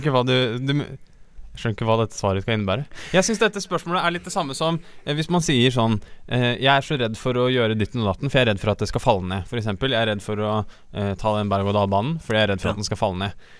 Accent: Mo, Innlandet, Norway; moved away; Det ligger i Mo, i en bitte lille kommune Nord-Odalen, som vil si rett siden av mitt hjemhus

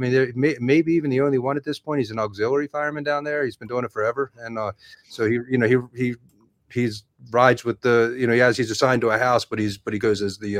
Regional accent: Baltimore, Maryland, United States; moved away as an adult; also born or lived in New York; I'm a Baltimore born and raised. You know, I was graduated high school, graduated college there and stuff.

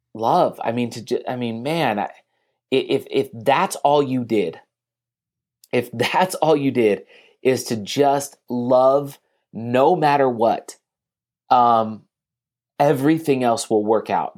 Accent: San Leandro, California, United States; moved away; also born or lived in Salt Lake City, Utah; we were from the same area in California, like the San Leandro area

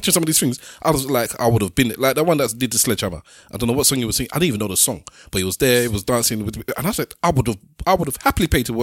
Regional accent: London, United Kingdom; But I am a Londoner. I am a Londoner through and through. I claim it. And Hackney is in my, you cut me, Hackney is in my blood

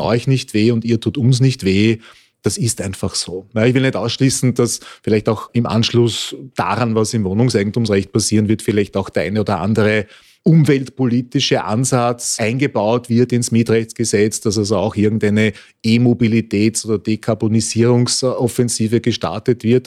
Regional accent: Vienna, Austria; ich bin auch ein begeisterter Wiener

